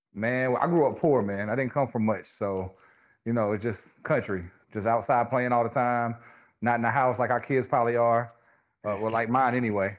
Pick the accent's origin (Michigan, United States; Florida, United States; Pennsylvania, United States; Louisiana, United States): Louisiana, United States; now in Charlotte, United States; I grew up in Louisiana, small town, one stoplight, everybody knows everybody kind of place